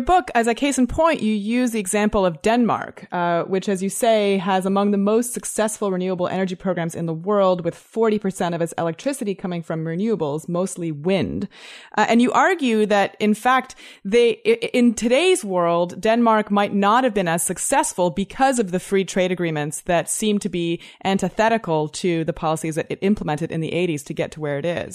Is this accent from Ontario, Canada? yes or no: yes; Toronto, Ontario, Canada; I'm from Toronto, too